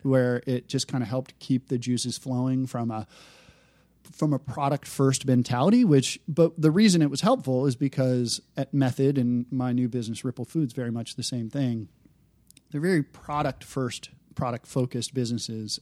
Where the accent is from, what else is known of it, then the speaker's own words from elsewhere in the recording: Detroit, Michigan, United States; I grew up in the Detroit area.